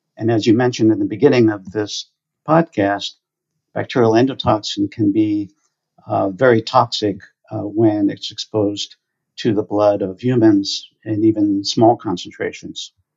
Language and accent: English; New Jersey shore, United States; I grew up on the New Jersey shore.